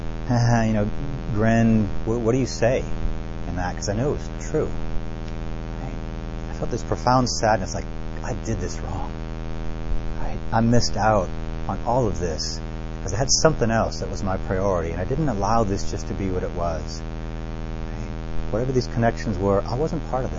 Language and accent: English; New Orleans, Louisiana, United States; I grew up in New Orleans